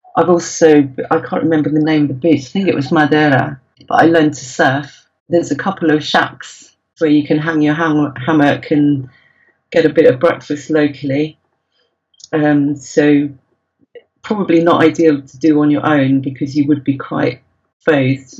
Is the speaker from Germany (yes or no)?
no; United Kingdom; you're British